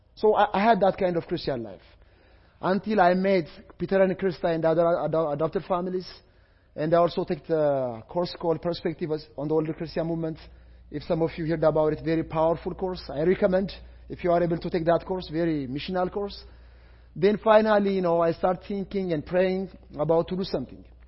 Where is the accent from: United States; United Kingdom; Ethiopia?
Ethiopia; English is a second language; I am from Ethiopia, I am from Africa